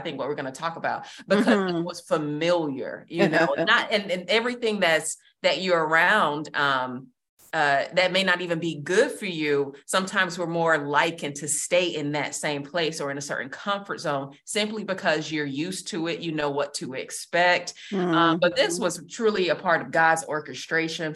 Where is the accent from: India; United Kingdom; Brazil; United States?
United States; Georgia; moved away as an adult; also born or lived in Massachusetts; now in Virginia Beach, United States; I am originally from Georgia